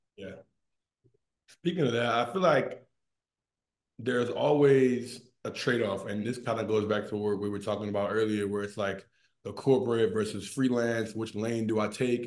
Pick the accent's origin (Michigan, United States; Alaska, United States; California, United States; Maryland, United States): Maryland, United States; I'm an East Coast guy. I'm from Maryland.